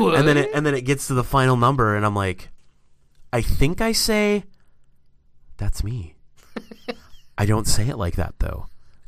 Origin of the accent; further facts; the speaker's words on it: Wisconsin, United States; born there; I mean, I was born in Wisconsin, so I guess that...